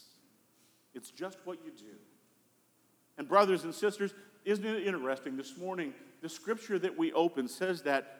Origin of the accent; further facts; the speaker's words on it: Colorado, United States; growing up in Colorado